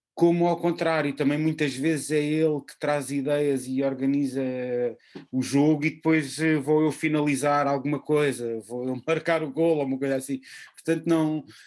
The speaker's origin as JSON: {"language": "Portuguese", "country": "Portugal", "said": "sendo português"}